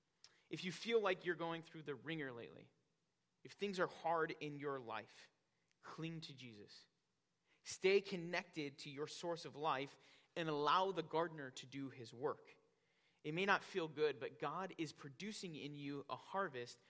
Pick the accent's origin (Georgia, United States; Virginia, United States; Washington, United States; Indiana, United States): Indiana, United States; Northwest; now in Wisconsin, United States; growing up in Northwest Indiana, my dad had a huge garden in our backyard